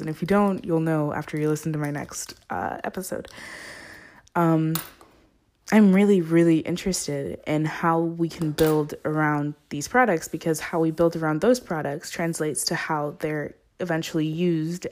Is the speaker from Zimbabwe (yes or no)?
yes; Zimbabwe; moved away; I'm originally from Zimbabwe, which is on top of South Africa